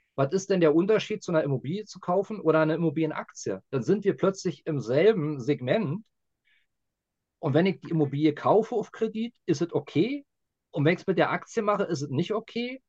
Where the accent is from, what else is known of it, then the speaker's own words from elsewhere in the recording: Berlin, Germany; als Berliner